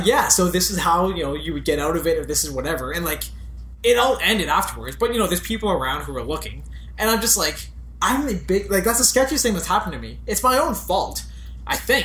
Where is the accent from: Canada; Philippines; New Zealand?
Canada; I was born in Canada